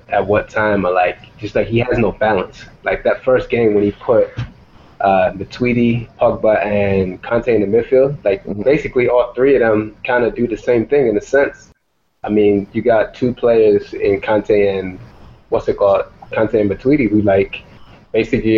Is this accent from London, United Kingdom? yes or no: yes; London, United Kingdom; now in United States; growing up in London, every single day just play. Moved to America